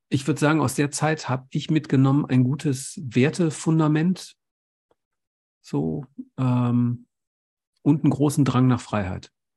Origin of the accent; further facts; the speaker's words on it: Essen, North Rhine-Westphalia, Germany; ich bin in Essen groß geworden